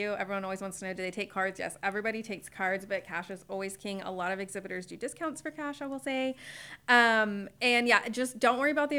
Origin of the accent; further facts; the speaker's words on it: Spring, Texas, United States; now in Conroe, United States; So I grew up in Spring when it was the sticks.